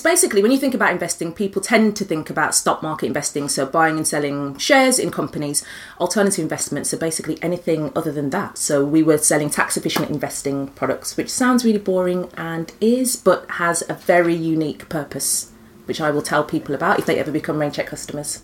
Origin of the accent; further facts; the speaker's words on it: Birmingham, West Midlands, United Kingdom; as a Brummie